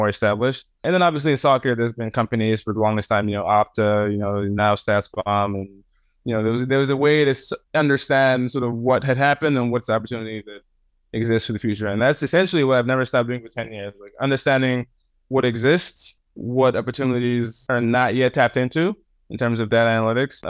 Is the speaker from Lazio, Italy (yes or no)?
yes; Rome, Lazio, Italy; moved away; I was born in Rome. I grew up in Italy to Cameroonian parents